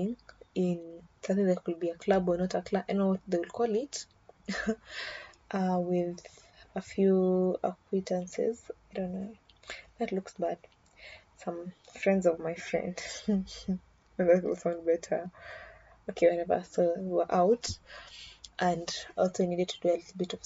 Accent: Kenya; as a Kenyan, my people drink for good news and bad news

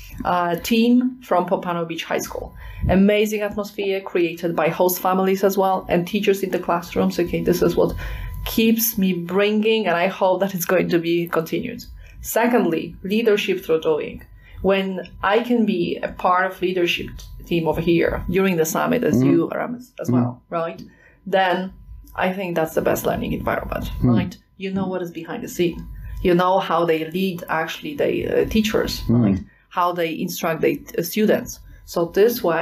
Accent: Poland; I am from Poland

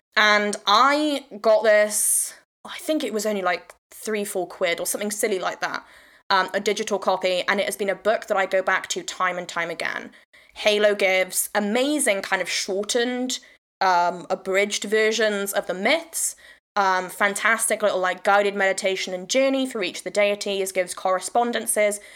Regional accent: Wales, United Kingdom; also born or lived in England; I'm Welsh

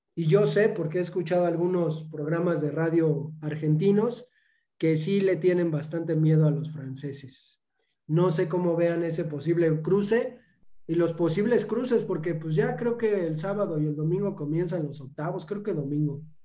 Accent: Mexico; como mexicanos

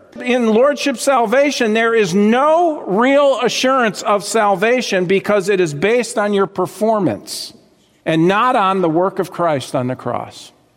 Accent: South Florida, United States; I grew up in South Florida.

